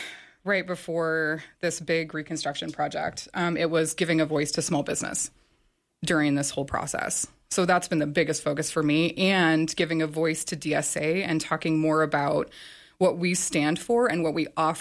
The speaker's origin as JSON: {"language": "English", "area": "Tongue River Valley", "region": "Wyoming", "country": "United States", "moved": "yes", "said": "My family and I had been talking about moving back to the area. So I'm from here. I'm from the Tongue River Valley. So we were talking about moving back."}